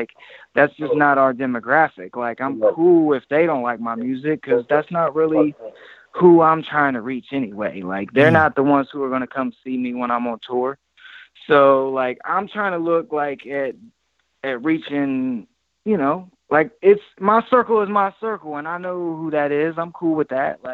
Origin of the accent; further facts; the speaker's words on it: Ohio, United States; we're from Ohio and we're from the Bible Belt